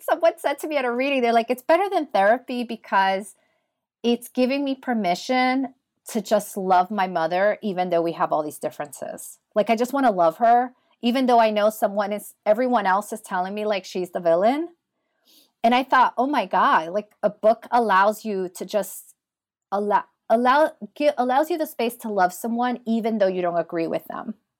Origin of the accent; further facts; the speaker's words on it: New York City, New York, United States; now in Pittsburgh, United States; I grew up in Washington Heights, New York City. I'm the daughter of Dominican immigrants